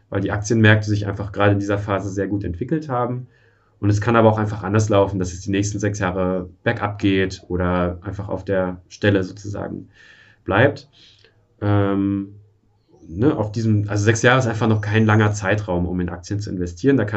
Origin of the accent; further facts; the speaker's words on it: Germany; born there; Ich bin in der DDR noch geboren und aufgewachsen äh, nicht aufgewachsen